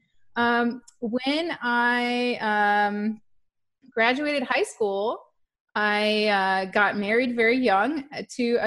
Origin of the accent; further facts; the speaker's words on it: Fox Cities, Wisconsin, United States; also born or lived in Green Bay, Wisconsin / Seymour, Wisconsin; I was born in Wisconsin in a little farm town in Green Bay, actually, is where the hospital I was born at. But my family lived on a farm in Seymour